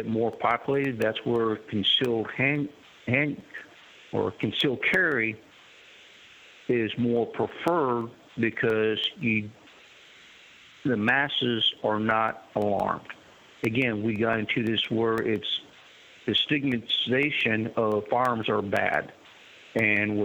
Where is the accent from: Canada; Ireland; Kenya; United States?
United States; Texas; also born or lived in Kentucky / Baghdad, Iraq; now in North Carolina, United States; I grew up in Texas